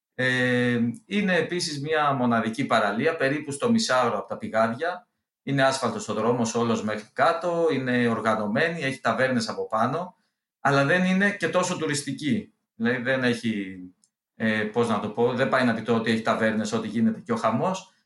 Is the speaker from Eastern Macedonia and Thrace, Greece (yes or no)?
no; Olympos, South Aegean, Greece; moved away; εγώ είμαι από την Όλυμπο, έχω και σπίτι εκεί, είμαι από του τυχερού αυτού. Ε, δεν μένω δυστυχώ εκεί